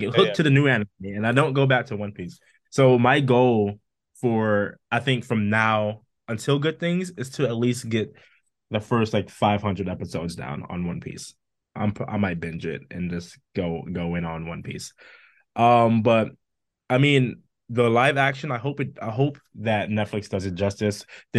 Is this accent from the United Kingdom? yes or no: yes; Scotland, United Kingdom; now in United States; No, even being a Scot, I'm like, man, do I have to go back to the US?